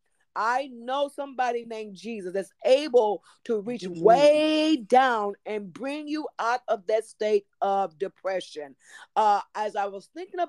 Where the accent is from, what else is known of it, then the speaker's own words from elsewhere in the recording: Tyler, Texas, United States; moved away as an adult; now in Duncanville, United States; I am originally from Tyler, Texas